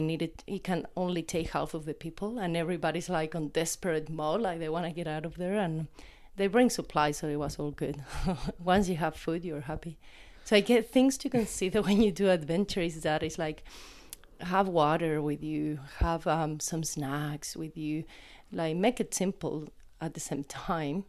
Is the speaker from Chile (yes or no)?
yes; Chile; moved away; I grew up in the Atacama Desert